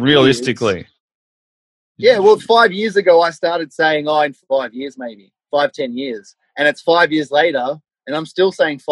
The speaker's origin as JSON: {"language": "English", "town": "Melbourne", "region": "Victoria", "country": "Australia", "tie": "born or raised there", "said": "I grew up in Melbourne. I grew up in the suburbs of Melbourne, you know, out sort of like Cheltenham, Chelsea, Frankston, out around that way"}